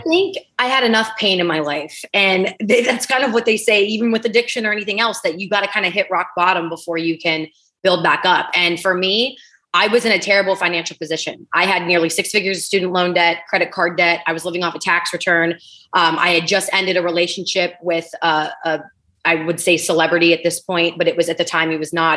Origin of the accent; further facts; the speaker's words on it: East Liverpool, Ohio, United States; moved away as an adult; also born or lived in Pittsburgh, Pennsylvania / Los Angeles; now in Delray Beach, United States; I was born in Pittsburgh, Pennsylvania. I lived in Ohio for the first 20, probably 20 years of my life